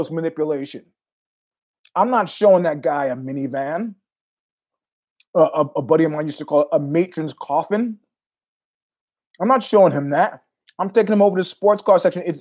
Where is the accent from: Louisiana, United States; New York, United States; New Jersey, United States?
New York, United States; moved away; also born or lived in San Francisco; being a New Yorker for many years